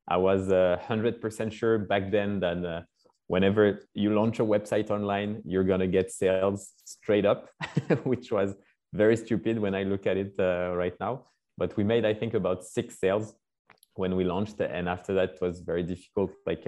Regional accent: Paris, Île-de-France, France; also born or lived in Scotland; So I grew up in Paris, France.

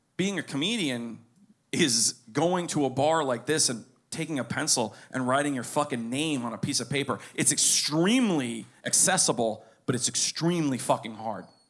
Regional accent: Pinecrest, Florida, United States; I was born in Pinecrest. I grew up there

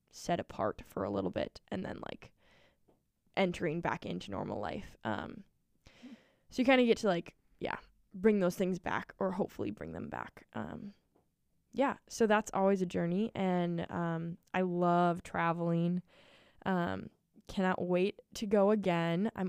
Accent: Maple Grove, Minnesota, United States; I am from Maple Grove, Minnesota. It's a bump. Um, grew up in the same house all of my life, and yeah, I love it.

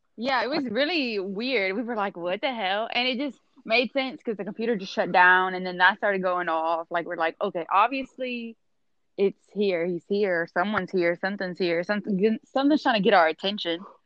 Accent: Louisiana, United States; we're both from Louisiana

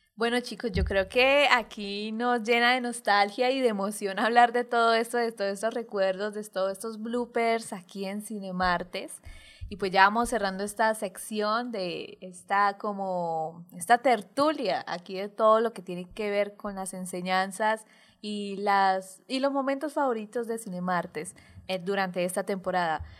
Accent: Colombia; como colombianos

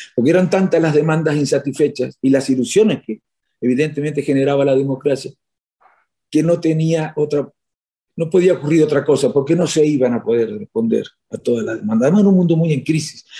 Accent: Chascomús, Buenos Aires Province, Argentina; moved away as an adult; now in Spain; en mi pueblo hasta el 2011

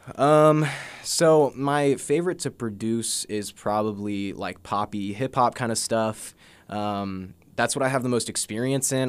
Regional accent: Jefferson City, Missouri, United States; I grew up in Jeff City, uh, born and raised

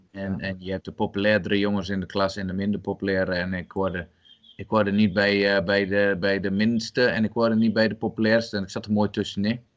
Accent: Albergen, Overijssel, Netherlands; ben geboren en getogen in Albergen

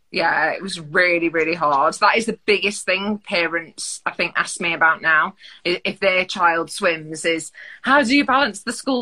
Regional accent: Mansfield, East Midlands, United Kingdom; I grew up in Mansfield, which not many place, people have heard

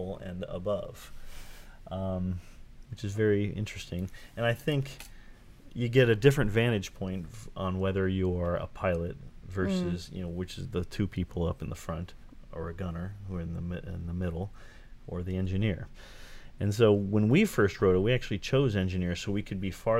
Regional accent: Southern California, United States; I grew up in Southern California, I mean, Disneyland is my home park

